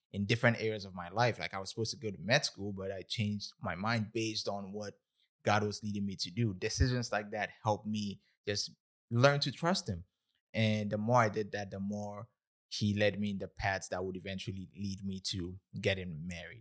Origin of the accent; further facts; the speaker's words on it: Ghana; moved away as an adult; now in United States; I was born and raised in Ghana, West Africa, October thirty-first, nineteen ninety-six